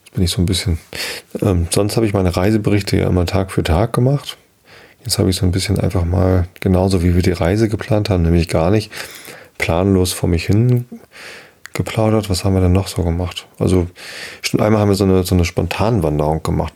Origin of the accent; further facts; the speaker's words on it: Hamburg, Germany; In meiner Heimatstadt